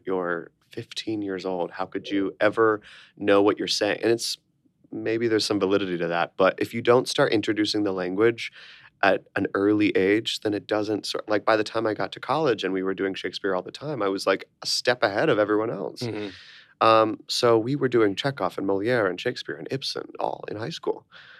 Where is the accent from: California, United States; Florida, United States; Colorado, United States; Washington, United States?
Florida, United States; Orlando; moved away as an adult; now in New York, United States; us down to Orlando, Florida, which I spent 18 years living in Orlando, Florida. Very strange place to grow up, but I did.